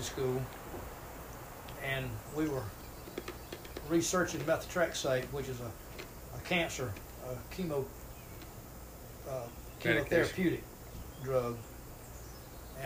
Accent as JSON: {"language": "English", "town": "Greenwood", "region": "South Carolina", "country": "United States", "tie": "born or raised there", "also_born_or_lived": "Belmead", "said": "I grew up in the mill village. Daddy worked for Greenwood Mills, and I grew up in Durst and Matthews Mill Village"}